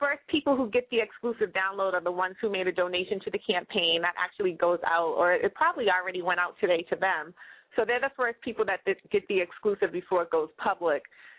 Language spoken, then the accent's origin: English; Boston, Massachusetts, United States; growing up in Boston